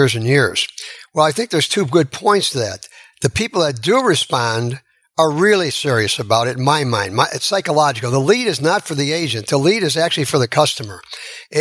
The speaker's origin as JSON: {"language": "English", "town": "Chicago", "region": "Illinois", "country": "United States", "moved": "yes", "said": "I'm from Chicago"}